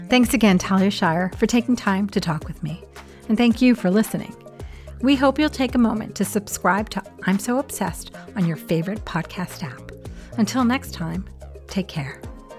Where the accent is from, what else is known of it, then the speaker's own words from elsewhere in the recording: New York, United States; growing up in New York